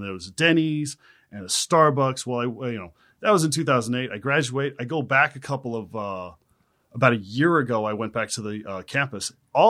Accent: Texas, United States; now in West Hollywood, United States; Texas originally.

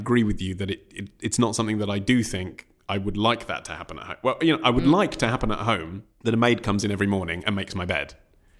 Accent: England, United Kingdom; as an Englishman.

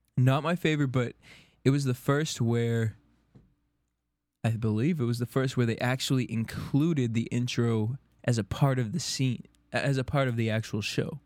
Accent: Boston, Massachusetts, United States; moved away; in Boston, my hometown

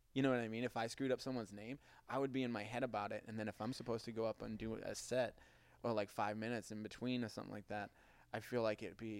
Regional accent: Boston, Massachusetts, United States; accent: Boston

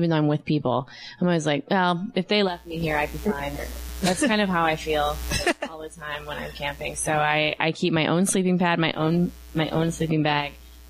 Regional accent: Minnesota, United States; I'm from Minnesota too

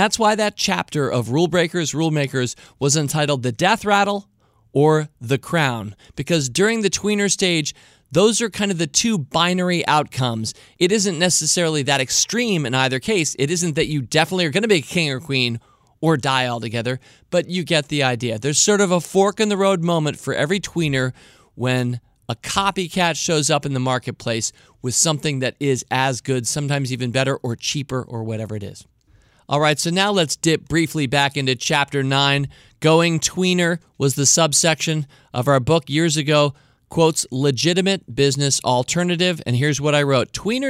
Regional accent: Wales, United Kingdom; accent: Welsh; sometimes I overamp my Welsh accent.

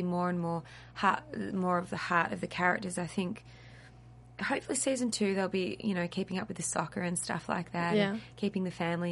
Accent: Australia; accent: Australian; I'm really Australian

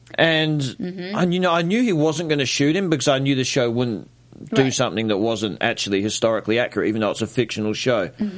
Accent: Australia; I'm Australian. I was born in 86.

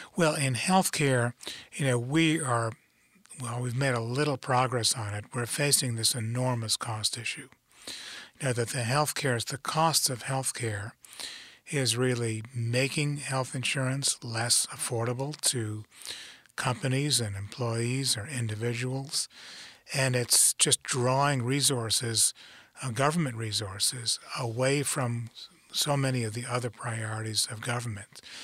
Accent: New York City, New York, United States; moved away as an adult; I grew up in New York City. uh, grew up in the Bronx

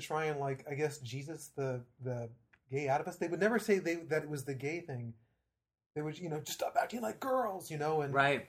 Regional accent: Ashland, Oregon, United States; moved away; I grew up in Ashland, Oregon.

